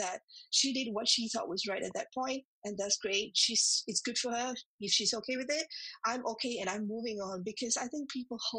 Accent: Singapore; moved away as an adult; now in United Kingdom; I remember when I came to the UK, I was from Singapore. So when I came from Singapore to the UK, that was about 9 years back.

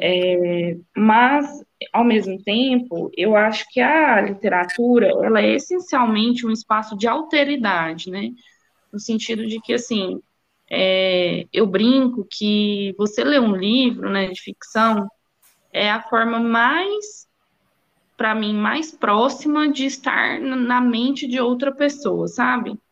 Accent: Uberlândia, Minas Gerais, Brazil; moved away as an adult; also born or lived in São Paulo; Eu sou, eu sou mineira, né, sou de Uberlândia

